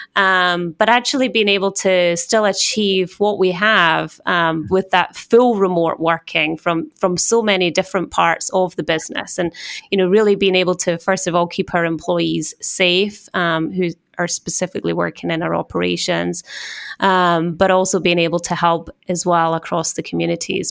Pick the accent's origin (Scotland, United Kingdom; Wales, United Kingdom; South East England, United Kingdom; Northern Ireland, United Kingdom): Scotland, United Kingdom; accent: Scottish; moved away as an adult; also born or lived in Switzerland; now in New York, United States; as you can tell by my accent, being Scottish